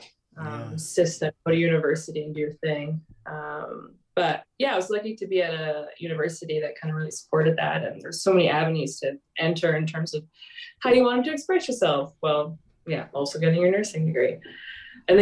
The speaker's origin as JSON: {"language": "English", "town": "Grimsby", "region": "Ontario", "country": "Canada", "tie": "born or raised there", "said": "I grew up in a small town called Grimsby, Ontario, which is like an hour outside of Toronto."}